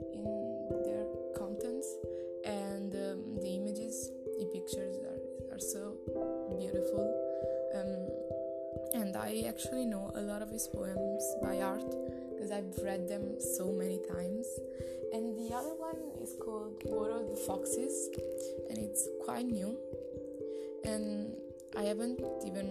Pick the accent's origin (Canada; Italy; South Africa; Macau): Italy; I'm 20 and I'm from Italy